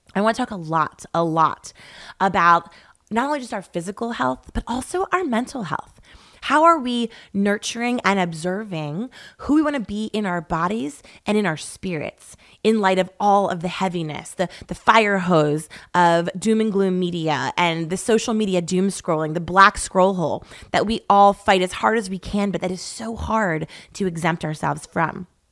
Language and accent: English; East Coast, United States; moved away as an adult; now in Laguna Beach, United States; growing up on the East Coast